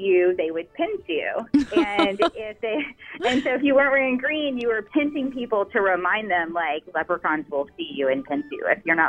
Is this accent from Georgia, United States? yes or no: yes; Savannah, Georgia, United States; I grew up in Savannah. An Irish girl in Savannah.